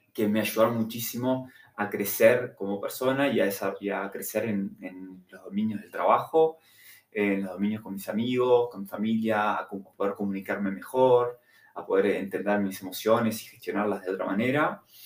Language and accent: Spanish; Montevideo, Uruguay; moved away as an adult; que tengo 35 años, soy de Montevideo, Uruguay